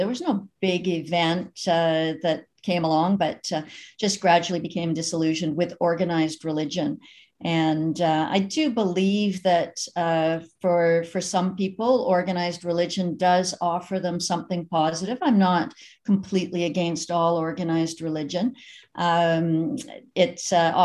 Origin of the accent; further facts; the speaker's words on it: Canada; also born or lived in Eastern Ontario; I was raised in the United Church of Canada